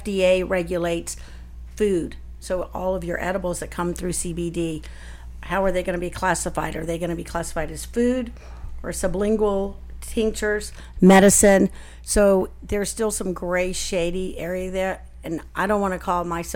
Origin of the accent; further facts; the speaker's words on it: the South, United States; I'm from the South